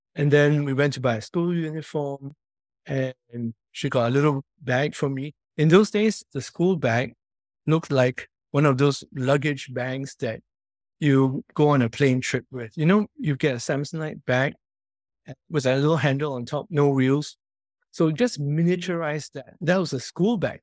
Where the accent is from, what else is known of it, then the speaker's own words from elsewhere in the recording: Singapore; growing up where I grew up, in Commonwealth Close, which is a public housing estate